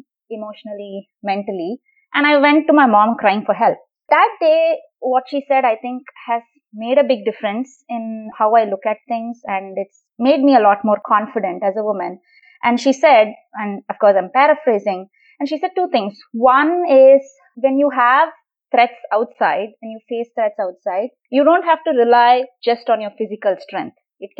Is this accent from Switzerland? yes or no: no; Chennai, Tamil Nadu, India; now in East Bay, United States; I grew up in Chennai in India.